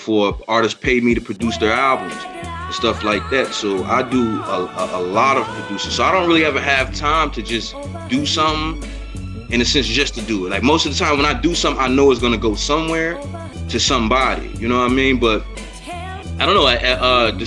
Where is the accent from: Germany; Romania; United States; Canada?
United States; East Coast; also born or lived in Memphis, Tennessee; I feel like I'm an East Coast guy